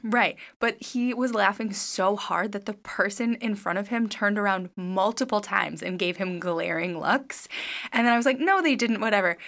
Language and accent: English; Midwest, United States; now in Los Angeles, United States; we're from the Midwest